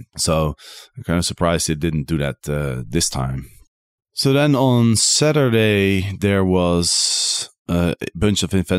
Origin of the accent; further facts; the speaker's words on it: Netherlands; English is a second language; Maybe that's because I'm from Holland, and in Holland we have a saying, you know, being normal is already crazy enough.